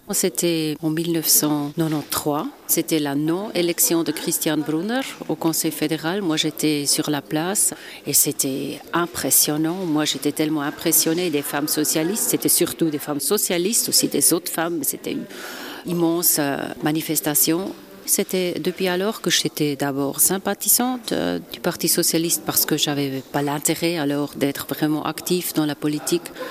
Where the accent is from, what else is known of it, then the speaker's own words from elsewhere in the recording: Basel, Basel-Stadt, Switzerland; je viens d'une région transfrontalière. Nous vivons vraiment à travers des frontières avec l'Allemagne et la France